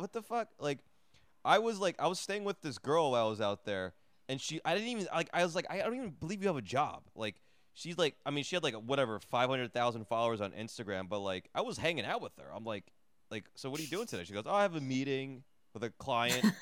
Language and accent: English; New Jersey, United States; I grew up in New Jersey